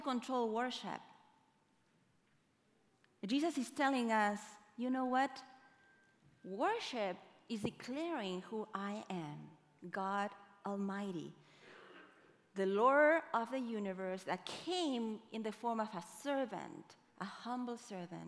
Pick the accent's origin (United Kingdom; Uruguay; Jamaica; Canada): Uruguay; now in United States; I am from Uruguay